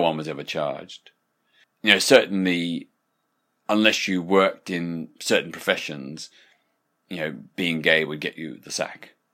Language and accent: English; Australia; when I was growing up in Australia in the nineteen sixties